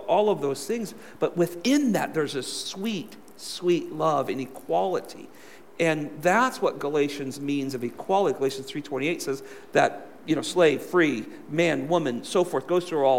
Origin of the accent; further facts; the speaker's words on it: California, United States; moved away; I'm from California